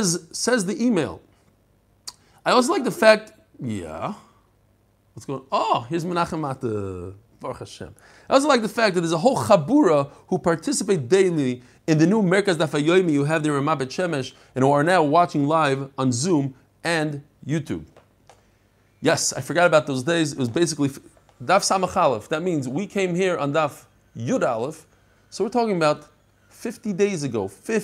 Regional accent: London, United Kingdom; now in Buenos Aires, Argentina; I'm from London originally, but I now live in Buenos Aires, Argentina. My wife is from here.

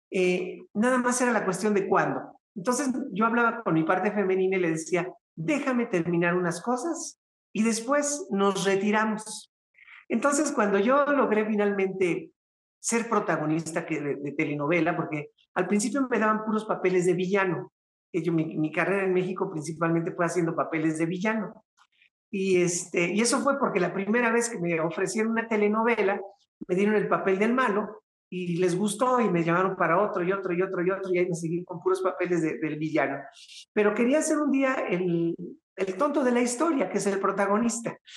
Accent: Venezuela; Mira, vale, pues yo soy venezolana, ¿sabes?

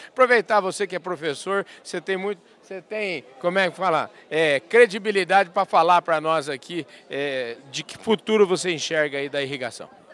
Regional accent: Porangaba, São Paulo, Brazil; accent: caipira; eu nasci em Porangaba, fica 90 quilômetros de Botucatu.

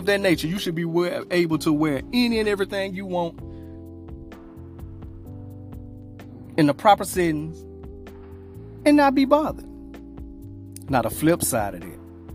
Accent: Louisiana, United States; I'm from Louisiana

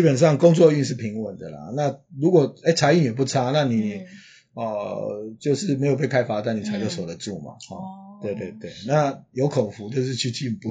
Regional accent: Taiwan; 因为我们台湾人是说，呃，你当波当，波吹当嘛哈

